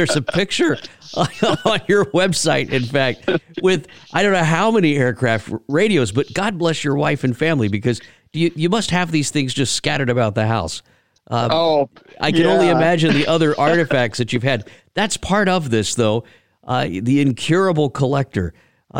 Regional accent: Harlingen, Texas, United States; I growing up around the Commemorative Air Force down in Harlingen back in the day

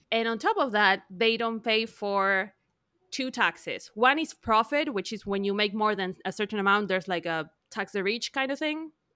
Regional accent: Argentina; English is a second language; moved away as an adult; now in United States; I'm from Argentina. I lived in Argentina till I was, like, thirty-one

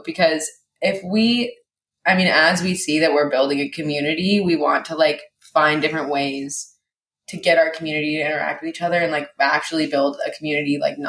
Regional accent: Seattle, Washington, United States; born there; also born or lived in Hawaii; I was born in Seattle and then moved to Hawaii and lived in Hawaii and then came back to USC. And then went back to Seattle, and now I live in Seattle.

